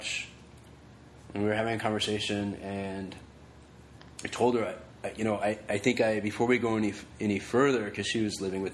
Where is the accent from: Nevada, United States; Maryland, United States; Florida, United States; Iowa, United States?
Nevada, United States; Reno; moved away as an adult; now in Los Angeles, United States; growing up in Reno and, like, in high school and stuff, like, I played football, I wrestled